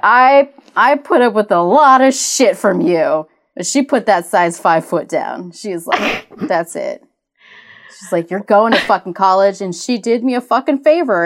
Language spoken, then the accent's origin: English; Cajun, Louisiana, United States; we are Cajun